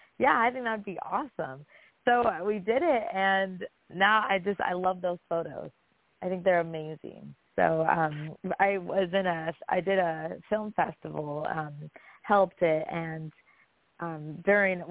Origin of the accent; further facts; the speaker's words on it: California, United States; now in Florida, United States; now currently I live in Florida, but I was born in California